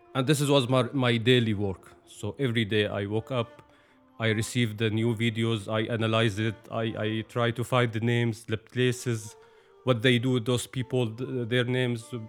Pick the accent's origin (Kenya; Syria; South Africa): Syria; first language Arabic; English is a second language; also born or lived in Saudi Arabia / Egypt / Turkey; now in Zoeterwoude, Netherlands; I born and raised in Syria, so I supposed to call it home.